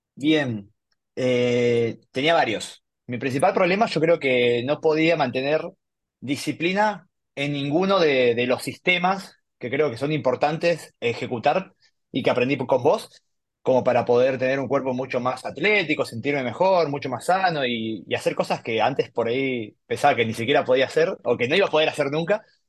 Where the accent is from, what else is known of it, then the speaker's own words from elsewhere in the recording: Buenos Aires, Argentina; soy de Buenos Aires